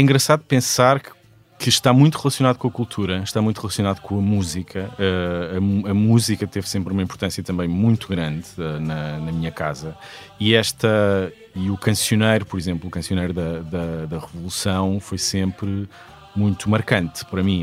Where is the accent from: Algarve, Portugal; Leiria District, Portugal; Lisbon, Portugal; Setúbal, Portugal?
Setúbal, Portugal; Sesimbra; Sesimbra, onde eu cresci. Toda a minha família é desta, desta maravilhosa vila ao sul de Lisboa